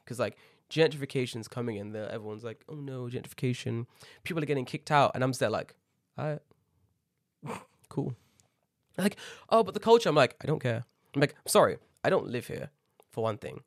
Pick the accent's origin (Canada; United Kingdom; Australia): United Kingdom; London; moved away as an adult; now in Japan; growing up in Tottenham, you grow up with, like, an edge